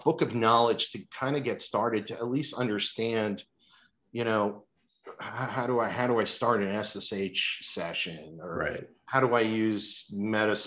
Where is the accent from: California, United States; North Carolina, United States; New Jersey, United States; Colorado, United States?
New Jersey, United States; Northern; now in Boston, United States; I grew up in Northern New Jersey